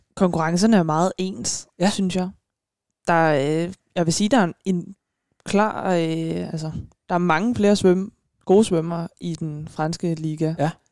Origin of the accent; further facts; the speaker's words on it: Frederiksberg, Capital Region of Denmark, Denmark; now in Stevns, Denmark; jeg er fra Frederiksberg. Ja. Bare, jeg er bare tilflytter